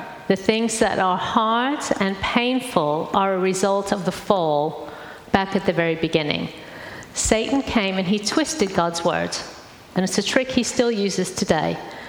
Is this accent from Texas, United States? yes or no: no; St. Louis, Missouri, United States; Because my accent's changed quite a bit. But I grew up in St. Louis in the middle of America.